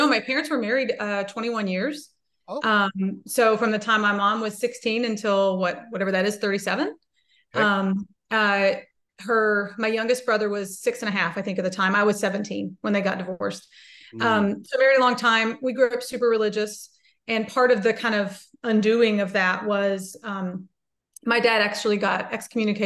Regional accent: central Kentucky, United States; I am from Kentucky, from the central part of Kentucky near like horse country

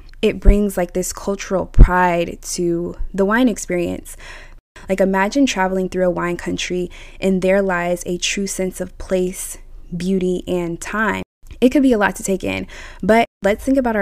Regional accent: United States; I'm of American origin

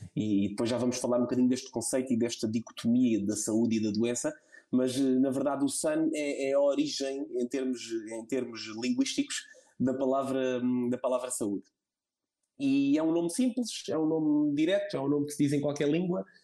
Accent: Setúbal, Portugal; moved away as an adult; now in São Brás de Alportel, Portugal; eu sou de Setúbal

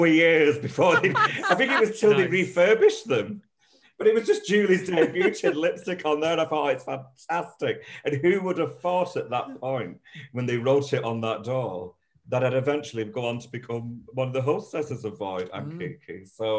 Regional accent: Bolton, North West England, United Kingdom; moved away; I'm a Boltonian.

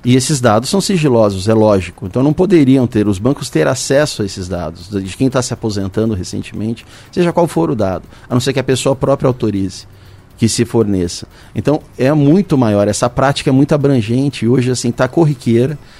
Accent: São José dos Campos, São Paulo, Brazil; eu nasci aqui. Estou na, na, cidade desde quando eu nasci, tive a oportunidade de morar fora, mas eu não saio daqui de jeito nenhum.

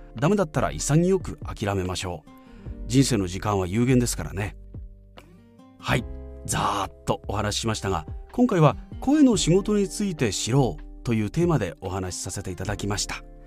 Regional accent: Fukui, Japan; 地元福井でナレーションイベント MC

